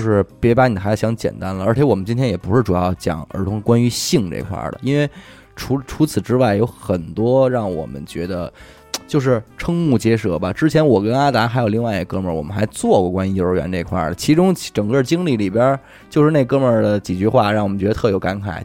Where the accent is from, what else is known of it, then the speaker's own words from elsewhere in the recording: China; 我们中国人还普遍存在的这种文化的禁锢